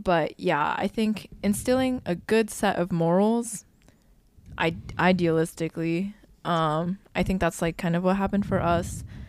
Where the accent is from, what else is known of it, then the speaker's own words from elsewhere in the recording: Midwest, United States; growing up in the Midwest